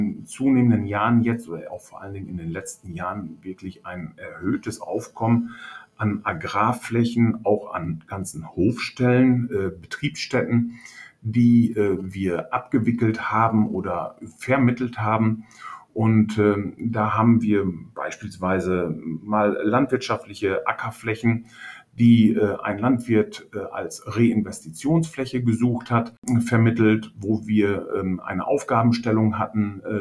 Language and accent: German; Hörstel, North Rhine-Westphalia, Germany; born there; now in Rheine, Germany; Ich bin äh, 53 Jahre alt, komme gebürtig aus Hörstel, wohne jetzt hier in Rheine, im wunderschönen Rheine